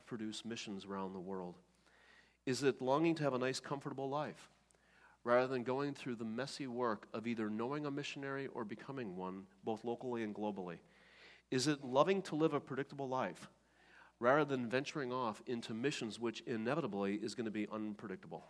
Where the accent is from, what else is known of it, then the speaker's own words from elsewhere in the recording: Oostburg, Wisconsin, United States; when I was a kid growing up in Oostburg, Wisconsin